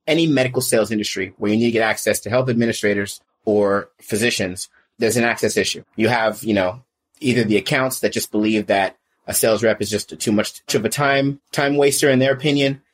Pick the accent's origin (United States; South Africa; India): United States; the Bay Area, California; also born or lived in Riverside, California; I'm a California native. So I came from California. The Bay Area is where I originated from